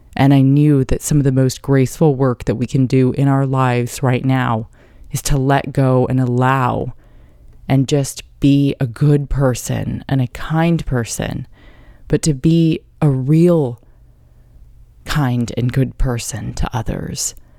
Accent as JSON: {"language": "English", "town": "Carlsbad", "region": "California", "country": "United States", "tie": "born or raised there", "also_born_or_lived": "New York", "said": "I grew up there in San Diego in Carlsbad"}